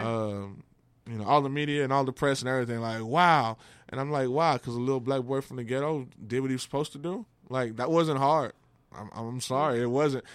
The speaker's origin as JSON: {"language": "English", "region": "Texas", "country": "United States", "tie": "born or raised there", "said": "I grew up in Texas."}